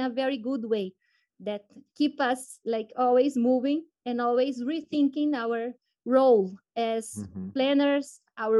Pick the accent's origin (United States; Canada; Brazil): Brazil; Belém, Pará; also born or lived in Padua, Italy; I was born and raised in Belém, that is the capital of Pará State in the Brazilian Amazon region